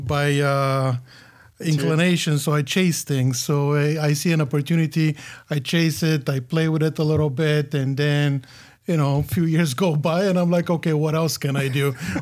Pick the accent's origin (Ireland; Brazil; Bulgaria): Bulgaria; English is a second language; I grew up in Bulgaria. Bulgaria at that time was a communist country. Graduated from music high school, so classically trained musician